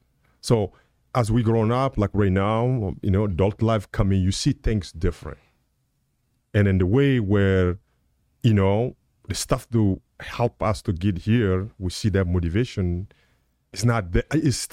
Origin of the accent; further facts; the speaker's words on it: United States; So I think, you know, I'm American, I can say we.